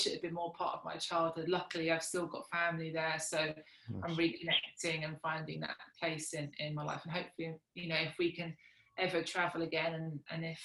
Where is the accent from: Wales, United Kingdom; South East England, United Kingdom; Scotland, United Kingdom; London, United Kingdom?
South East England, United Kingdom; Kent; also born or lived in South Africa; I grew up originally in Kent, and then when I was 13, my parents moved to South Africa